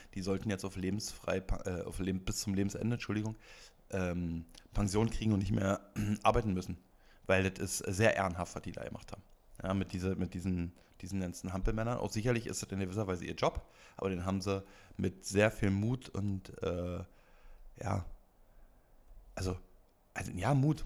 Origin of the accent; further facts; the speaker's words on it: Brandenburg, Germany; now in Berlin, Germany; Ich ursprünglich aus Brandenburg